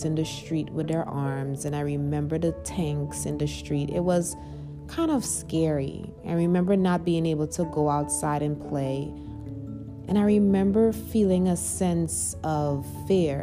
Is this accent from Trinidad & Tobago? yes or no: yes; Trinidad & Tobago; growing up in Trinidad, when I was young, I was about 4 years old.